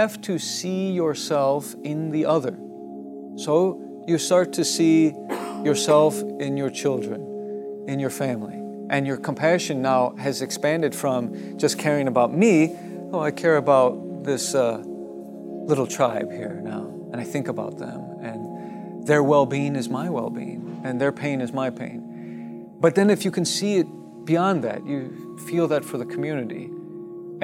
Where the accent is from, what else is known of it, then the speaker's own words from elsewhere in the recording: Oakland, California, United States; moved away; I was born in Oakland